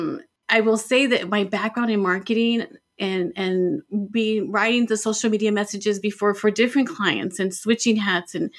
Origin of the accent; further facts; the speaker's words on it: El Paso, Texas, United States; my hometown in El Paso, Texas